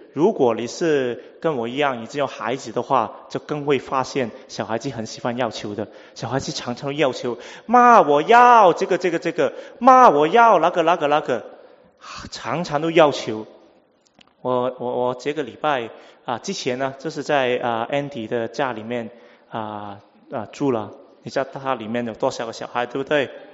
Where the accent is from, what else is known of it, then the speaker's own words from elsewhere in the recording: Hong Kong; first language Cantonese; Chinese is a second language; 我香港来啊，所以啊，呃，广东话是我母语，第二是英文